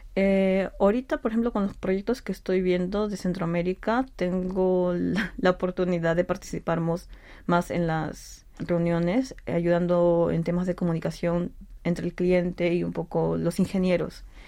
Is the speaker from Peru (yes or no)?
yes; Peru; moved away as an adult; now in Seoul, South Korea; nací en Perú, vine acá a Corea en el 2018 para continuar mis estudios de posgrado